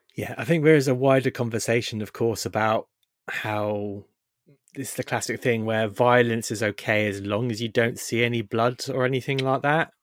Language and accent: English; United Kingdom; we're British